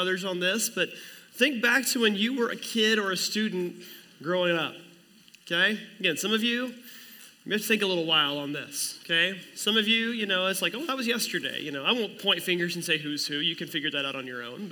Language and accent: English; near Commerce, Oklahoma, United States; we started attending the First Assembly of God Church in Commerce, Oklahoma, which is right next to my hometown